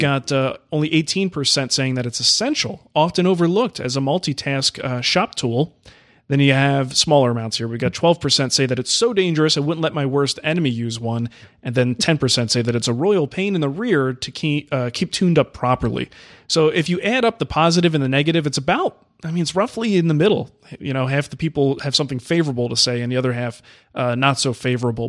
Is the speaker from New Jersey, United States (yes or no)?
yes; New Jersey, United States; the house I grew up in Jersey